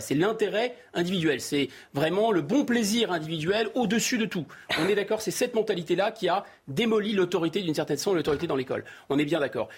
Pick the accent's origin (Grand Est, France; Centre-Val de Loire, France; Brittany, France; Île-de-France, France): Île-de-France, France; Seine-Saint-Denis; j'ai grandi au Seine-Saint-Denis